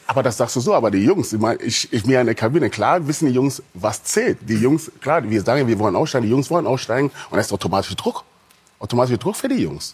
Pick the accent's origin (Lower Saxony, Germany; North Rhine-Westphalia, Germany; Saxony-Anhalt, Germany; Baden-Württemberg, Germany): Lower Saxony, Germany; Hanover; bei uns in Hannover